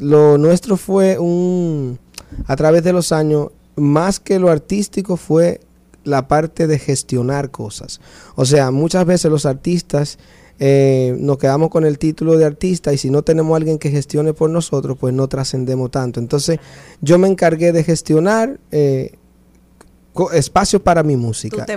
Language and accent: Spanish; Dominican Republic; now in New Orleans, United States; mi país